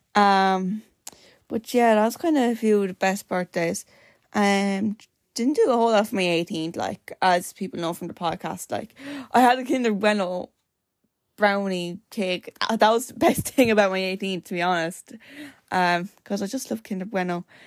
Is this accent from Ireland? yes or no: yes; Wexford, Leinster, Ireland; I am from Wexford